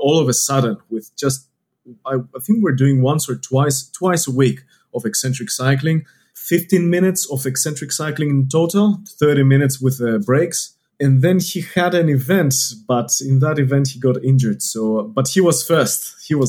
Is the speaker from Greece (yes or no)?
yes; Greece; moved away as an adult; now in Australia; I'm not from around here. You can tell it from my accent. I'm from Greece.